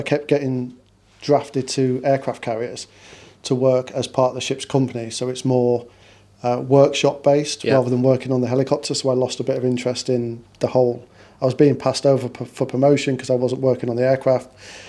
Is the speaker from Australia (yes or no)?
no; Portsmouth, South East England, United Kingdom; also born or lived in Manchester; So I was brought up, although I was born in Manchester, my dad was in the Navy, so I was brought up in Portsmouth.